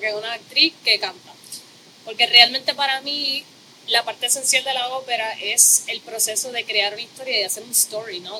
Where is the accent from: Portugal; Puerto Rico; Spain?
Puerto Rico; Corozal; yo vengo de Corozal, mis papás son ambos maestros